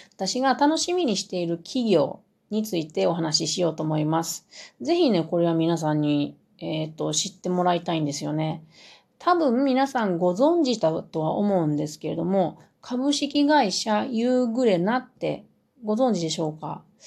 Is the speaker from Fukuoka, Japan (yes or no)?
no; Mie, Japan; 私のふるさとの三重県